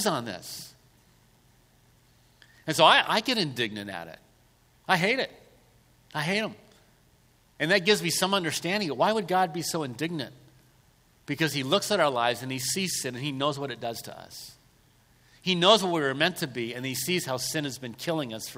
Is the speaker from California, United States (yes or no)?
yes; Southern California, United States; I was raised in Southern California